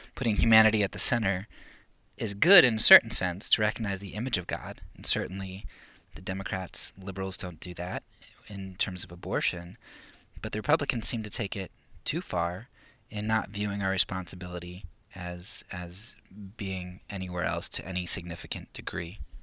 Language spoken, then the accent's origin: English; United States; I'm a Christian first and American second